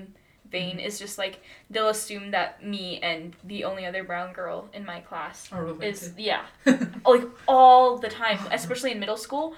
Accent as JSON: {"language": "English", "town": "Laramie", "region": "Wyoming", "country": "United States", "tie": "born or raised there", "also_born_or_lived": "Memphis, Tennessee", "said": "I'm from Laramie, Wyoming. Like, that's where I grew up."}